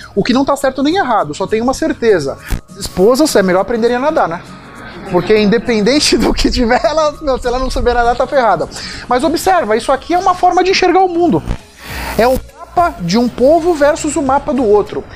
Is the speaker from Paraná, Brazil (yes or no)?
no; São Paulo, Brazil; also born or lived in Bahia; eu nasci, eu sou baiano, mas fui criado aqui em São Paulo